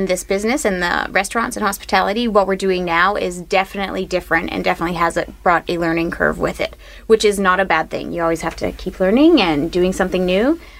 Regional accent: Manitoba, Canada; moved away as an adult; also born or lived in East Coast; We're originally from Manitoba.

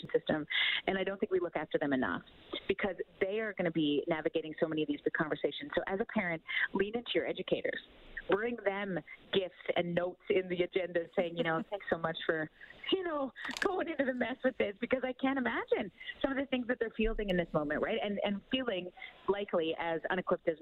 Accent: Canada; as a Canadian

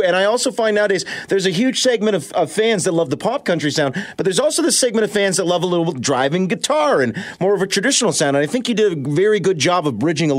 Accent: London, Ontario, Canada; here in my hometown, London

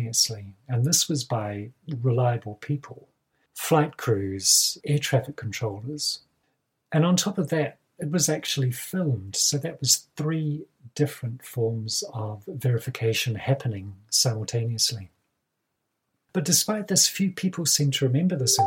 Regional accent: Kaikoura region, Canterbury, New Zealand; born or raised there

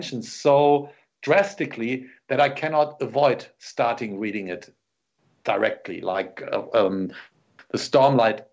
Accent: Germany

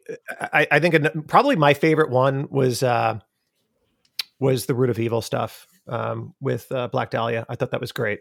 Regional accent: Long Island, New York, United States; accent: Long Island; moved away; I talk with my Long Island accent

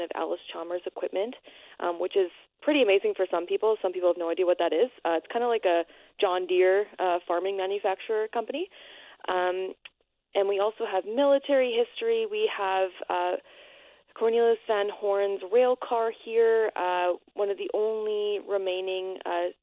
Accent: Winnipeg, Manitoba, Canada; now in Portage la Prairie, Canada; I'm originally from Winnipeg, but I live in Portage now

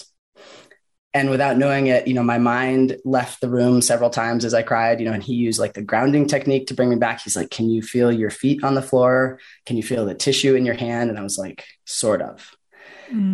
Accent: Boulder, Colorado, United States; also born or lived in California / Washington; my hometown in Boulder

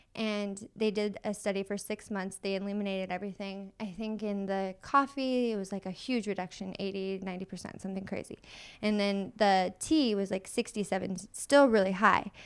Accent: Michigan, United States; now in San Diego, United States; I'm originally from Michigan

